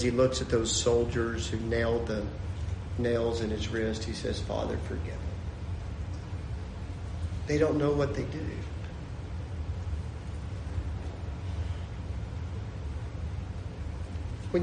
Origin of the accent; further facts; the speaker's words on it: Lubbock, Texas, United States; moved away as an adult; I grew up in Lubbock, Texas